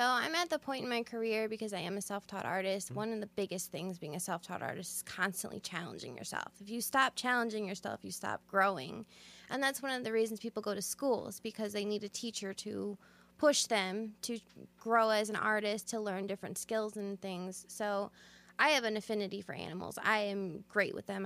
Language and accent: English; Sandwich, Illinois, United States; I'm actually from Sandwich, so right here in Illinois, small town, um, kind of, you know, country girl